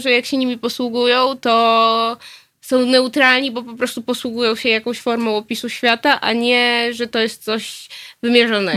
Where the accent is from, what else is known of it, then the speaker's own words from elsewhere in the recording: Nowy Sącz, Lesser Poland, Poland; now in Warsaw, Poland; ja się urodziłam w Polsce, urodziłam się w Nowym Sączu